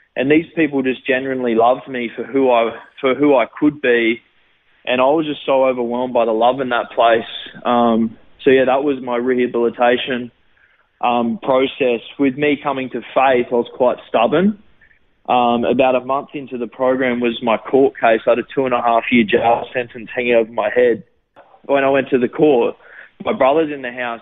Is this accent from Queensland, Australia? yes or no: yes; Gold Coast, Queensland, Australia; also born or lived in Sydney, Australia; I lived there for about six months and then moved to the Gold Coast, and I've lived on the Gold Coast ever since.